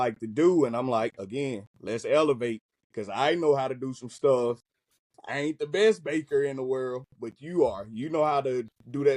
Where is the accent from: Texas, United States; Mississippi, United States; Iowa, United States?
Mississippi, United States; moved away as an adult; also born or lived in Georgia; now in California, United States; moved back to my hometown